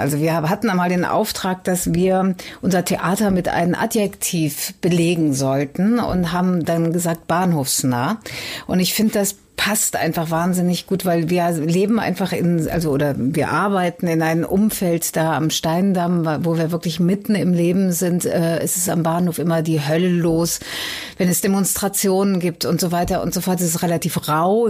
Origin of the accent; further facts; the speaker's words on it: Cologne, North Rhine-Westphalia, Germany; now in Hamburg, Germany; Ich komme aus Köln